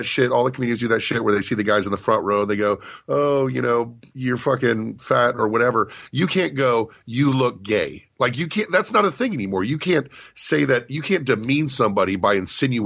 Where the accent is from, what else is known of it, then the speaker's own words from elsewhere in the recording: Richmond, Virginia, United States; moved away; I was in my hometown of Richmond, Virginia